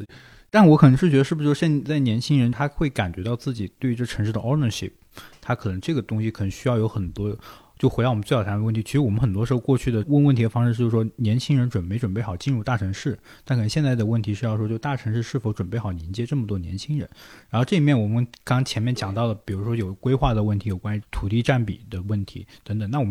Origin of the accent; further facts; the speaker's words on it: Shenzhen, Guangdong, China; 因为我其实深圳人，我是祖籍四川，然后